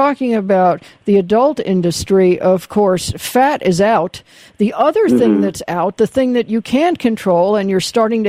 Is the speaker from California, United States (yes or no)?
yes; Van Nuys, California, United States; certainly growing up in Van Nuys, you saw it right on the street.